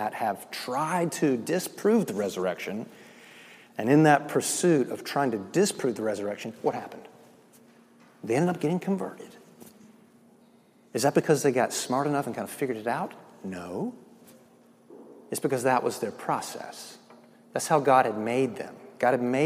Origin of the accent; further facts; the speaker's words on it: the South, United States; I'm from the South